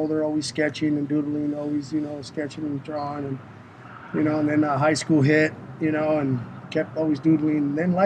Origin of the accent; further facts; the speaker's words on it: San Diego, California, United States; also born or lived in National City, California; I was born and raised in San Diego, California